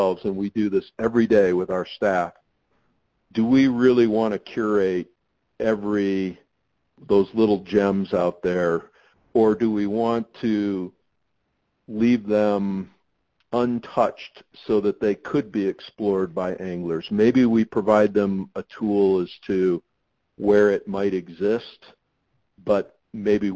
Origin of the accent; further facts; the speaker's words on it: Michigan, United States; I grew up in Michigan